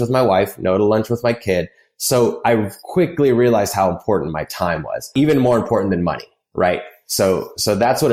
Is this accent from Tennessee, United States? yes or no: yes; Nashville, Tennessee, United States; I grew up in Nashville